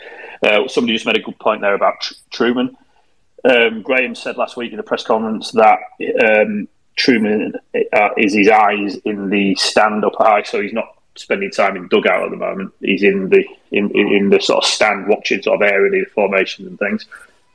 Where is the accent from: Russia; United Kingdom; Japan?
United Kingdom; Guiseley, Yorkshire and the Humber; I was born and brought up in Guiseley